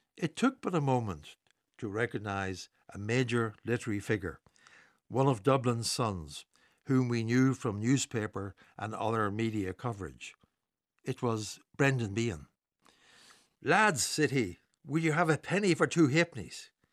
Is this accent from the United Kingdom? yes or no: yes; Newry, Northern Ireland, United Kingdom; Growing up in Newry in the late fifties